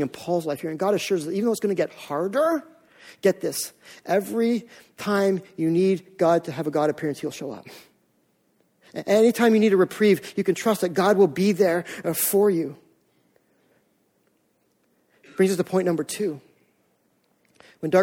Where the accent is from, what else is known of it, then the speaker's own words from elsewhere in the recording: Canada; also born or lived in Maine; we're Canadian